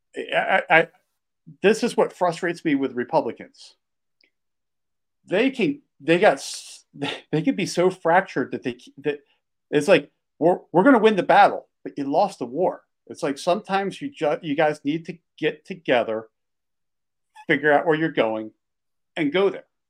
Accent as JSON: {"language": "English", "town": "Philadelphia", "region": "Pennsylvania", "country": "United States", "tie": "born or raised there", "also_born_or_lived": "Washington, D.C. area / Delaware", "moved": "yes", "lives_now": "Montana, United States", "said": "I grew up outside of Philadelphia"}